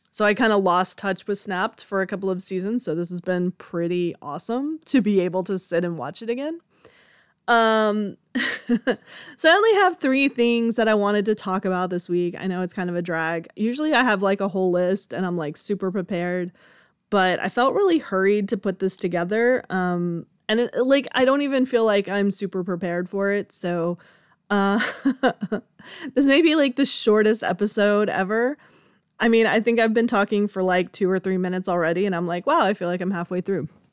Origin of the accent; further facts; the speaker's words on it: Georgia, United States; I was born and raised in Georgia